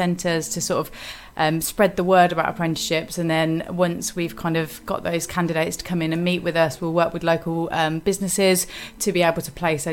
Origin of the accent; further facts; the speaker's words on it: Northampton, East Midlands, United Kingdom; also born or lived in Birmingham; I'm from Northampton originally, born and bred